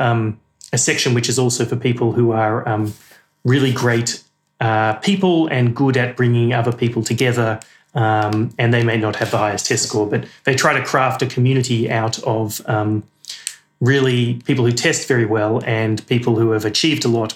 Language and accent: English; Australia; moved away; I'm as Australian as you could get, but then also British passport and British heritage.